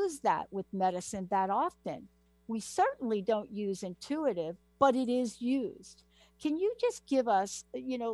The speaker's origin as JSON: {"language": "English", "region": "East Coast", "country": "United States", "tie": "born or raised there", "said": "I grew up on the East Coast"}